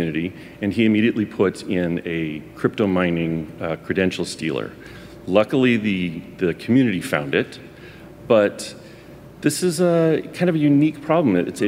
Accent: California, United States; And first of all, Edna, I am from California, but I will try to speak in a way that you can understand.

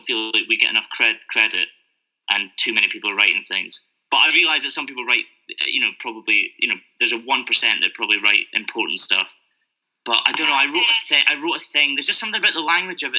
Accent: Scotland, United Kingdom; moved away; I don't live there anymore

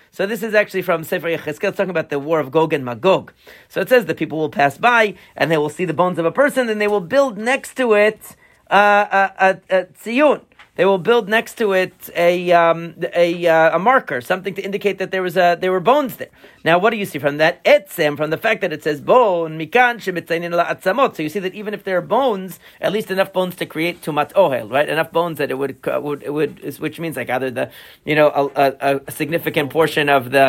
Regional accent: Long Island, New York, United States; Where I grew up in Long Island, further out on Long Island, okay, there's like a, I forget what it is.

